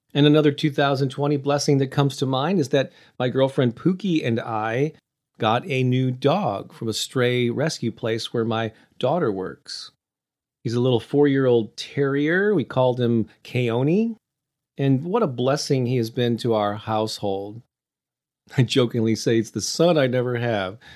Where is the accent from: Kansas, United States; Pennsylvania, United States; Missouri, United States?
Missouri, United States; St. Louis; I used to have these weekly in-person classes in my hometown of Saint Louis every Thursday night